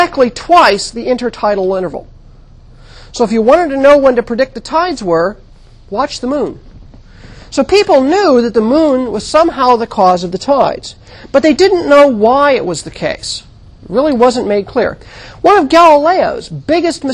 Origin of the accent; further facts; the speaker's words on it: United States; moved away; also born or lived in Santa Cruz, California / New England; I grew up in the Mojave Desert